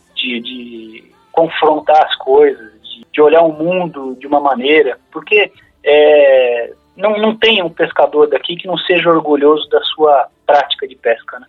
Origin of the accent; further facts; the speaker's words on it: Brazil; nós somos brasileiros